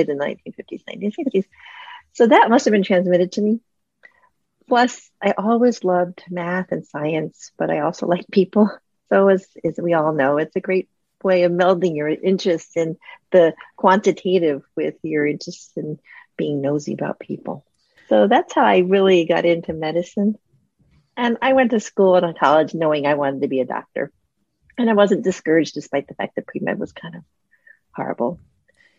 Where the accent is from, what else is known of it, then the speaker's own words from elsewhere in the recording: small town outside of Cleveland, Ohio, United States; I grew up in a small town outside of Cleveland, Ohio.